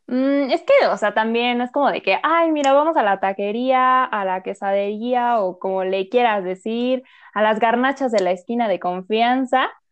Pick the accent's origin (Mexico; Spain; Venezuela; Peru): Mexico; Mexico City; somos de la Ciudad de México